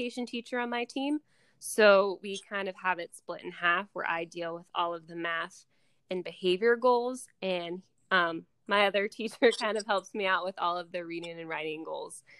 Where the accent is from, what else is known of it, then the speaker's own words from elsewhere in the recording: Pittsburgh, Pennsylvania, United States; I'm from Pittsburgh, Pennsylvania